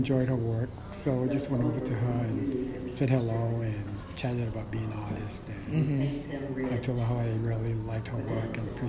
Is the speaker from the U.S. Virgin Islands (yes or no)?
yes; St. Thomas, U.S. Virgin Islands; I'm from the Virgin Islands, like I said, St. Thomas